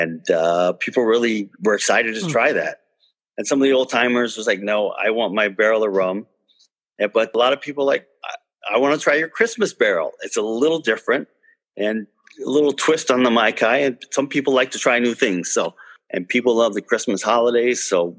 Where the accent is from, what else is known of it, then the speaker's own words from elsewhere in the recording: Fort Lauderdale, Florida, United States; growing up in Fort Lauderdale